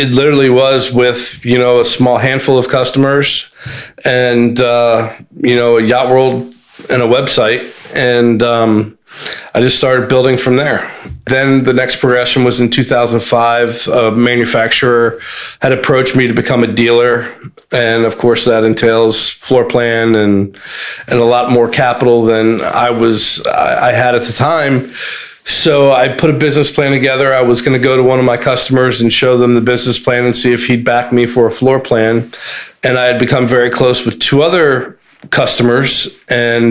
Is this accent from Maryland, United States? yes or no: yes; Montgomery County, Maryland, United States; I'm from Montgomery County